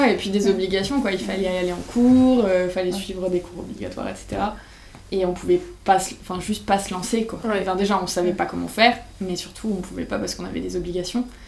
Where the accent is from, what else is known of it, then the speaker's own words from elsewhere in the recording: Bergerac, Nouvelle-Aquitaine, France; moved away as an adult; also born or lived in Paris / Lyon; Je viens du sud-ouest de la France, Bergerac